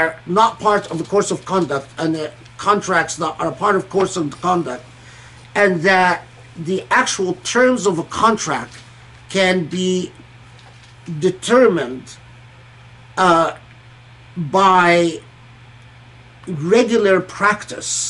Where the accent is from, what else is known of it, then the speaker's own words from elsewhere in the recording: Egypt; moved away; also born or lived in Kuwait; I grew up in Egypt and Kuwait